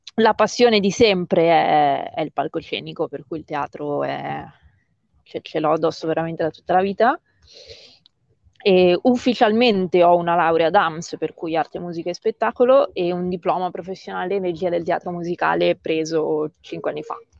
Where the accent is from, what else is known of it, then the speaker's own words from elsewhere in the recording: Sanremo, Liguria, Italy; sono di Sanremo e vivo in un paesino nell'entroterra